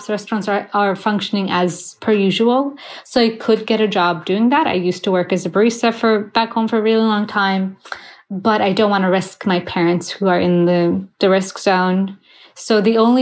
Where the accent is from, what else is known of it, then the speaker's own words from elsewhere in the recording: Sweden; moved away as an adult; also born or lived in Gothenburg, Sweden; now in New York City, United States; Both of my parents are Iraqi, and I was born and raised in Sweden